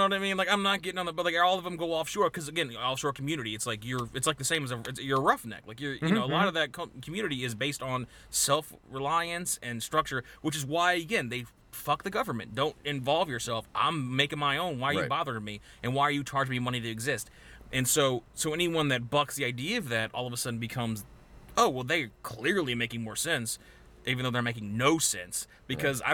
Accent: Slidell, Louisiana, United States; I was born in Slidell, Louisiana. I'm parish based. I'm parish born

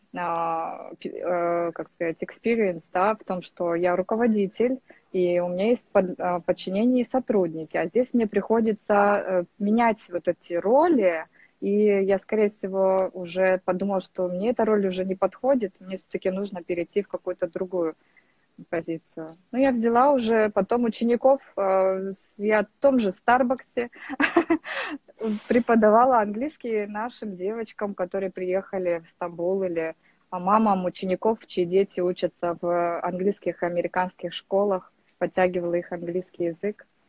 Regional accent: Kazakhstan; moved away as an adult; now in Turkey; я сама из Казахстана, из очень маленького городка, из области, можно сказать, где, в принципе, все и начиналось

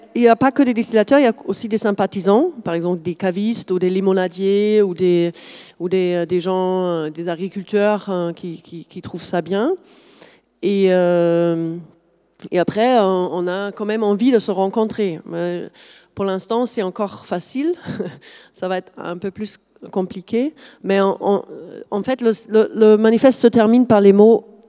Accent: Germany; accent: German; French is a second language; now in France; je suis allemande de, base, vous avez peut-être noté le petit accent.

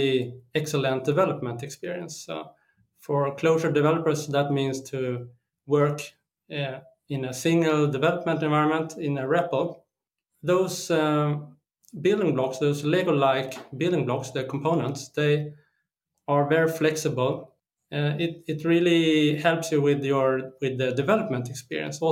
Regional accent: Sweden; I'm from Sweden

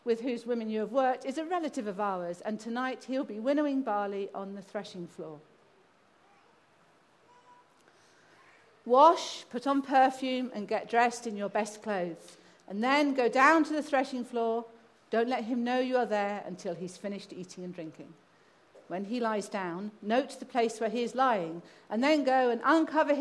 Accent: England, United Kingdom; also born or lived in Kazakhstan; I'm English

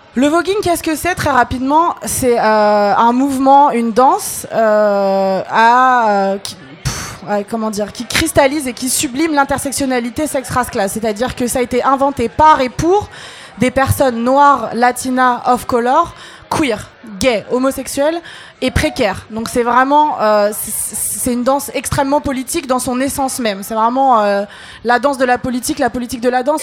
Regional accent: Algeria; now in France; je parle en tant qu'Algérienne

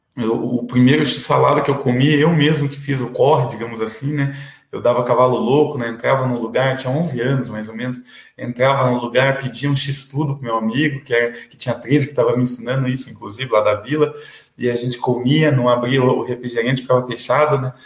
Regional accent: Piraquara, Paraná, Brazil; also born or lived in São Paulo / Almirante Tamandaré; Aqui no Paraná eu fui batizado, eh, batizado, não foi registrado no cartório do lado do presídio, ali do AU e morei na região metropolitana de Curitiba, Almirante Tamandaré, depois morei 15 anos em Piraquara

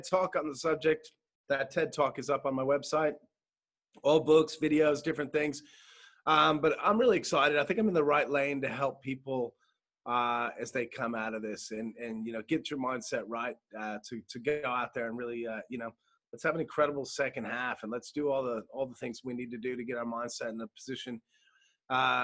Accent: United States; now in Australia; being American

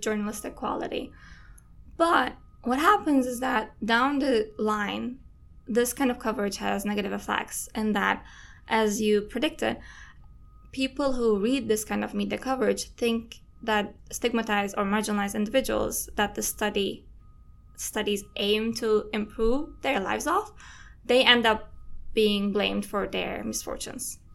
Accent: Istanbul, Turkey; moved away as an adult; I'm Turkish. I'm from Istanbul

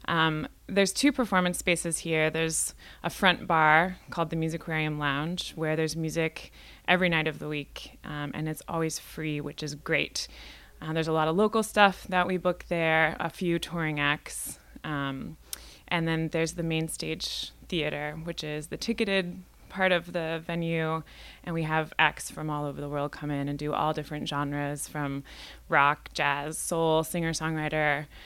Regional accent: Indianola, Washington, United States; now in Seattle, United States; Well, I'm from the Northwest originally, and I grew up in a little town called Indianola, which is a ferry ride away. Um, and I've been living in Seattle for the last 10 years or so

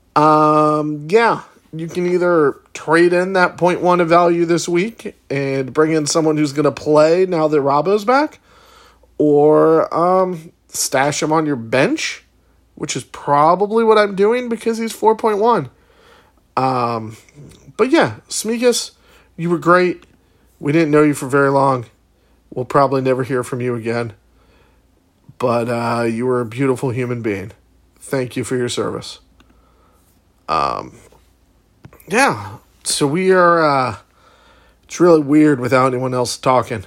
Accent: Chicago, Illinois, United States; moved away; my hometown of Chicago

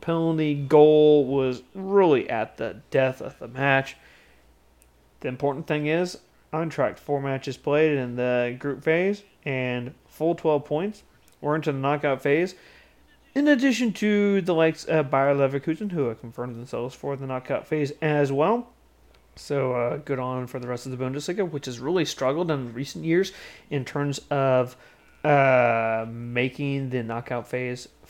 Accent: Kansas City, Missouri, United States; in Kansas City, my hometown

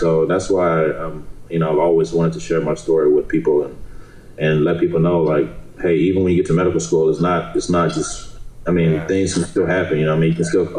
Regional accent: Nigeria; because I'm from Nigeria. So I'm planning on doing things with my parents in Nigeria

